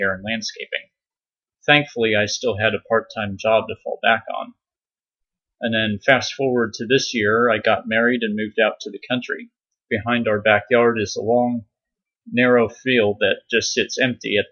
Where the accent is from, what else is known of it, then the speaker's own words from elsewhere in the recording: San Diego, California, United States; moved away; also born or lived in Virginia; I was born and raised in San Diego, California.